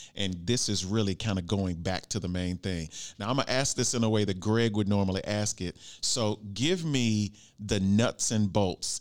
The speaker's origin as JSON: {"language": "English", "region": "Arkansas", "country": "United States", "said": "I'm from Arkansas"}